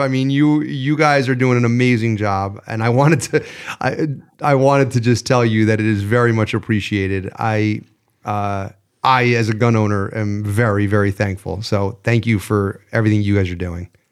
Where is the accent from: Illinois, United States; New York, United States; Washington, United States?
New York, United States; As a New Yorker